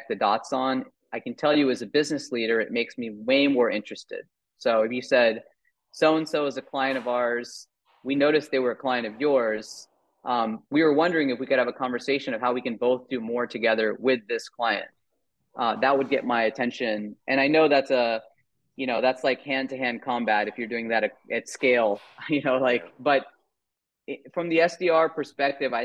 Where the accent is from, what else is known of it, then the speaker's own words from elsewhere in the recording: Virginia, United States; moved away as an adult; also born or lived in New York; now in California, United States; I grew up in Virginia, just right outside of DC